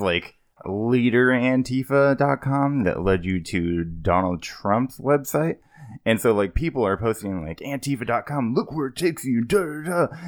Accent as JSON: {"language": "English", "town": "Kingman", "region": "Arizona", "country": "United States", "tie": "born or raised there", "said": "my hometown in Kingman"}